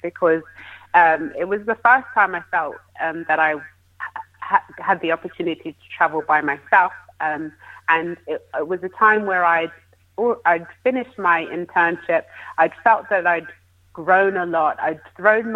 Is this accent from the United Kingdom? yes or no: yes; United Kingdom; as a Brit